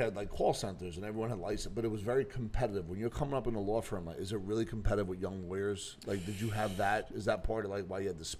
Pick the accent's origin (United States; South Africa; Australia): United States; Bayonne, New Jersey; from Bayonne